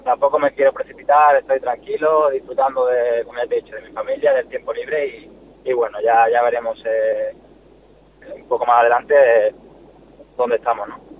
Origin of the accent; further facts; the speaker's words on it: Málaga, Andalusia, Spain; moved away; soy malagueño, soy malaguista